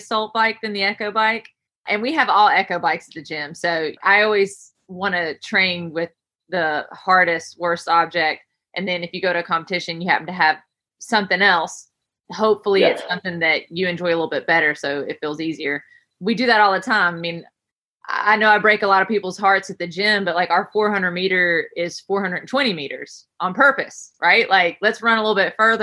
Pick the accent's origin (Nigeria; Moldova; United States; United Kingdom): United States; Camp Creek, West Virginia; moved away; I am born and raised in Camp Creek, West Virginia, which is a super small town.